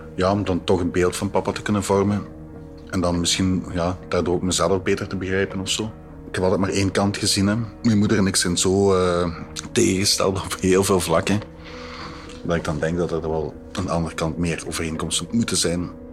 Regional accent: Vlijtingen, Flanders, Belgium; now in Antwerp, Belgium; Ik ben geboren in Vleitingen en voor mij is dat de plek waar het allemaal begonnen is

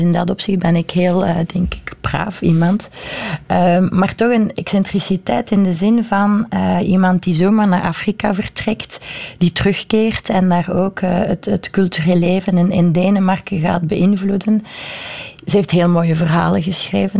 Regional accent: Brussels, Brussels-Capital Region, Belgium; ik ben Brusselaar, ik ben Europeaan, ik ben Belg, ik ben Vlaming

